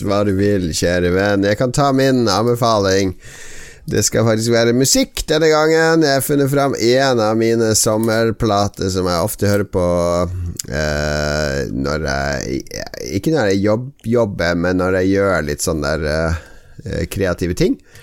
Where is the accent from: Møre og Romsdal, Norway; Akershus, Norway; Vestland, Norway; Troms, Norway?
Troms, Norway; Harstad; accent: Northern Norwegian; now in Oslo, Norway; jeg er jo ikke fra Harstad lenger. Det er lenge siden jeg har vært i Harstad